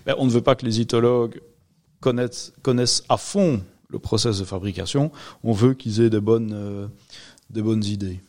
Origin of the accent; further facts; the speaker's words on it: Rochefort, Wallonia, Belgium; Je suis originaire de Rochefort